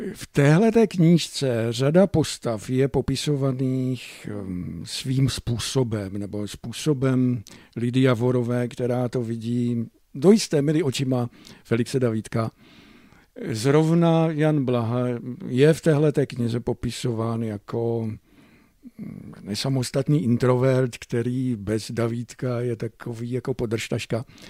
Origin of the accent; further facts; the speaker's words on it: Moravian Slovakia, Czechia; tady u nás na Slovácku